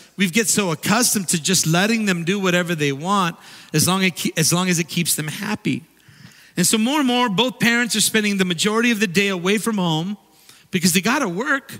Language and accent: English; Redondo Beach, California, United States; When I was growing up in Redondo Beach